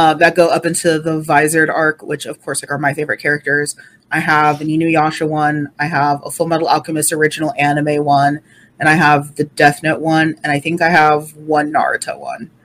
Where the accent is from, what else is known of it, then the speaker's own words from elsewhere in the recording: United States; as an American